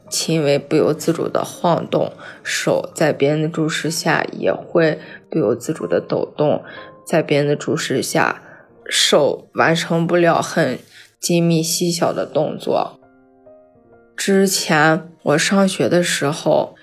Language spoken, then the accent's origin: Chinese; Taiyuan, Shanxi, China; 我来自山西太原